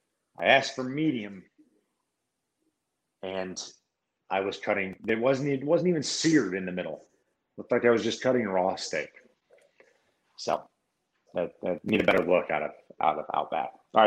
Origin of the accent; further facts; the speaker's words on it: St. Louis, Missouri, United States; But look, I'm from St. Louis.